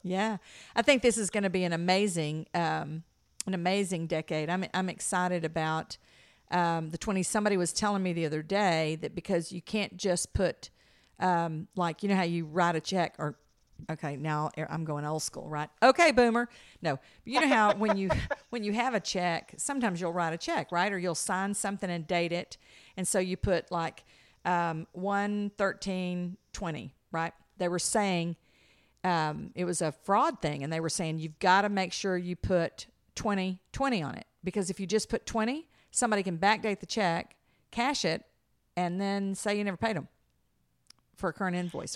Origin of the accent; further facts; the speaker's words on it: the South, United States; we're from the South